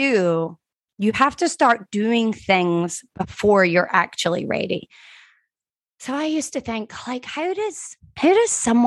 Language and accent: English; Scotland, United Kingdom; now in Florida, United States; I grew up in Scotland